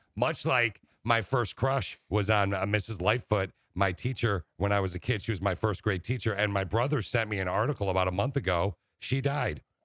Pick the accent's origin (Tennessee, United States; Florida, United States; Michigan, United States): Michigan, United States; Okemos; I grew up in Okemos, right near Lansing